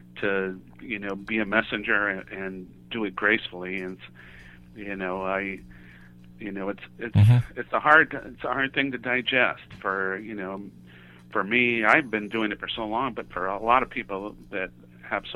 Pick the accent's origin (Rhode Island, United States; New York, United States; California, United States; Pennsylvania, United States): California, United States; Santa Monica; now in Aptos, United States; we're both from Santa Monica, California